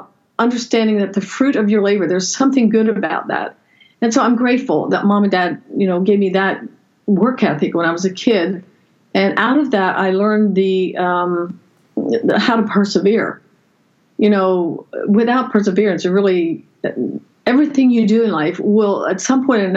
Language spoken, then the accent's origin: English; Lancaster County, Pennsylvania, United States; I grew up in the Amish culture in Lancaster County, Pennsylvania, on a farm